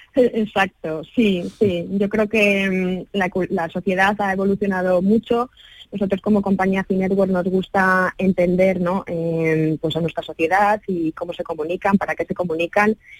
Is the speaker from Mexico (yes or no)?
no; Spain; nosotros como españoles